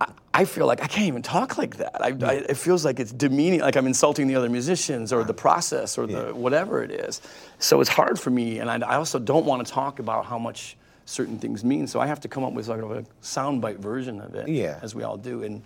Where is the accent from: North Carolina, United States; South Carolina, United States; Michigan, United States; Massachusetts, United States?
Michigan, United States; Detroit; We came from Detroit.